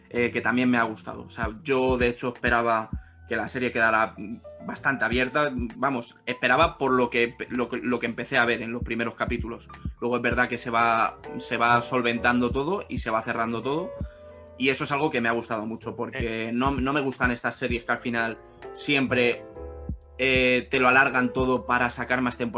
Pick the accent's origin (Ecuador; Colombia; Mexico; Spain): Spain; siendo española, que ya sabéis que, que yo soy un poco reacio a mm. todo el producto español